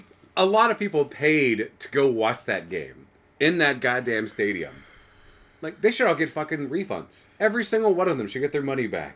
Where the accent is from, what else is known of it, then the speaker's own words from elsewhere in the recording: San Antonio, Texas, United States; I grew up in San Antonio